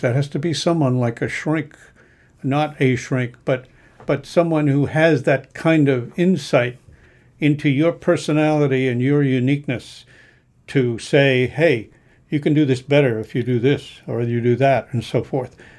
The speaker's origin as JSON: {"language": "English", "region": "New England", "country": "United States", "tie": "born or raised there", "said": "I grew up in New England"}